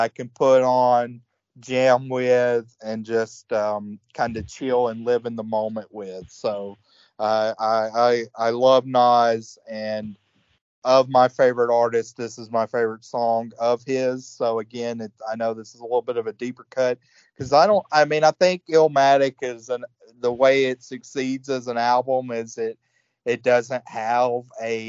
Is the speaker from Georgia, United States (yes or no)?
yes; Georgia, United States; I grew up in Georgia